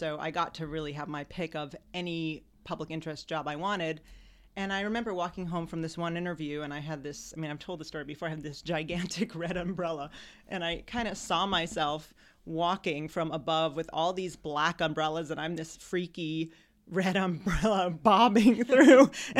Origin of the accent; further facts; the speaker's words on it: New York, United States; And I said, listen, I'm from New York.